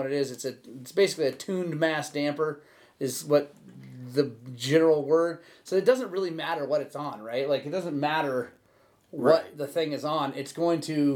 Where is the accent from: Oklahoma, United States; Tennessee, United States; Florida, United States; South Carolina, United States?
Oklahoma, United States; growing up in Oklahoma, I didn't really ride when I was there, but I've ridden since I've been back.